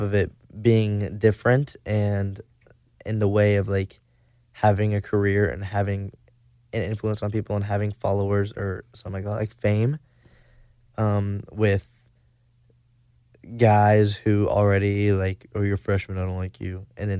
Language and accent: English; Arkansas, United States; Northwest Arkansas.